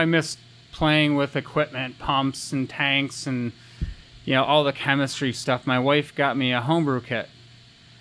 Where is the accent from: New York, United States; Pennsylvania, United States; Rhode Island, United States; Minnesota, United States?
New York, United States; Rochester; I grew up in Rochester, New York